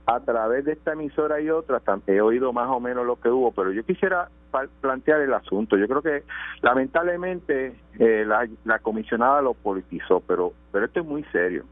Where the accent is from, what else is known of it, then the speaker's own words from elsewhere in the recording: Caguas, Puerto Rico; Soy de Caguas y mi distrito coge Caguas y Gurabo.